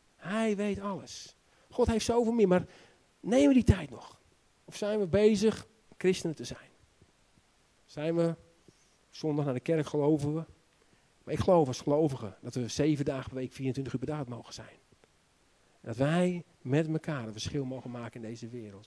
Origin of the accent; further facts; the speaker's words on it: Netherlands; also born or lived in Romania; Ik ben zelf ook een Nederlander.